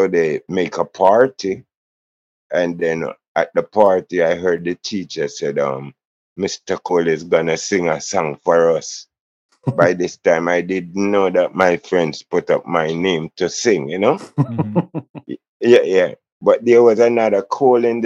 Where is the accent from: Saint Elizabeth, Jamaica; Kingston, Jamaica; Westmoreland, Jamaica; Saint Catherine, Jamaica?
Kingston, Jamaica; also born or lived in Jones Town, Kingston; I was born in Jonestown and grew up in Trenchtown.